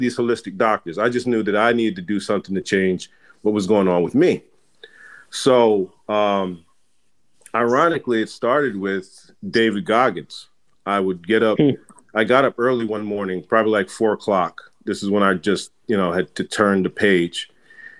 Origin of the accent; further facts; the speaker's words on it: Jamaica; So I'm Jamaican, and I was raised in a culture where we ate a lot of heavy food.